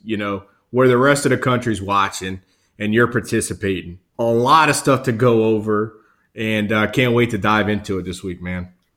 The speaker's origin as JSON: {"language": "English", "region": "South Louisiana", "country": "United States", "said": "I'm from obviously I'm from South Louisiana"}